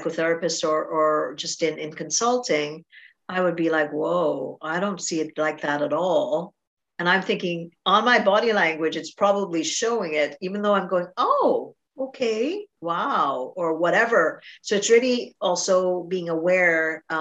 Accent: Trinidad & Tobago; moved away as an adult; I'm Trinidadian, so I grew up with a different culture until I was 17. Then I moved here

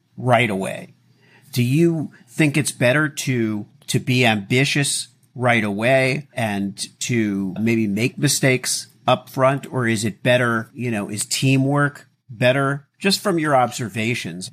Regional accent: Miami, Florida, United States; When I was a kid growing up in Miami

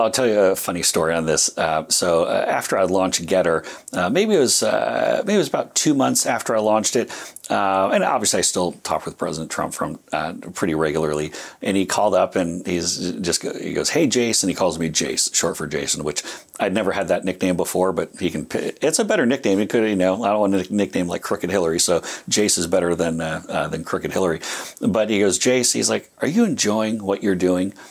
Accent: United States; being American

